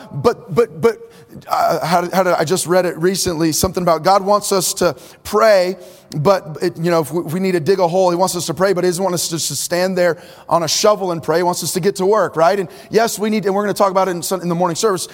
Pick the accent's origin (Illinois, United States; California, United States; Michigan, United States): California, United States; Bay Area, Northern; now in Orange County, United States; I was born in the Bay Area of Northern California, where the greater Bay Area, I think population is 7 million. Now I live in Orange County